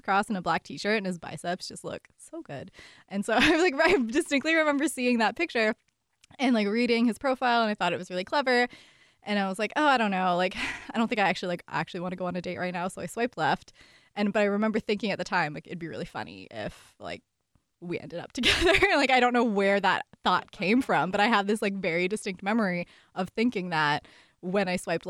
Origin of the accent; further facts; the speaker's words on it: Montreal, Quebec, Canada; moved away as an adult; now in Seattle, United States; I'm originally from Montreal, Canada. I've been living in Seattle for the last 6 or so years now.